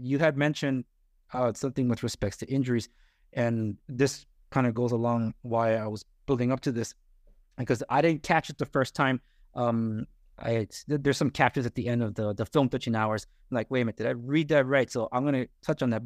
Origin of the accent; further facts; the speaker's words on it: Los Angeles, California, United States; I'm a first generation American, born and raised in Los Angeles